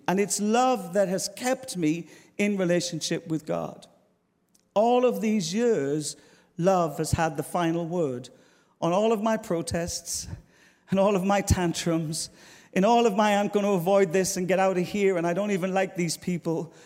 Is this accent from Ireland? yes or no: yes; Ireland; moved away as an adult; now in London, United Kingdom; I'm Irish